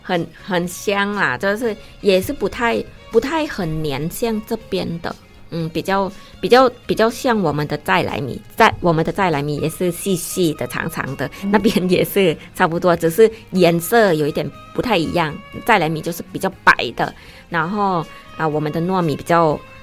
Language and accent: Chinese; Isan, Thailand; Chinese is a second language; now in Taiwan; 我从东北部来，从一山来